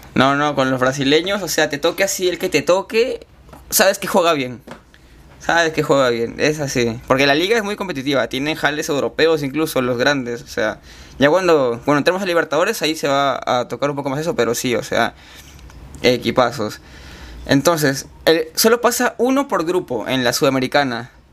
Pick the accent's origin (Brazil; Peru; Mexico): Peru; Chiclayo, Lambayeque; moved away as an adult; yo he vivido en Chiclayo toda mi vida, hasta que acabé el colegio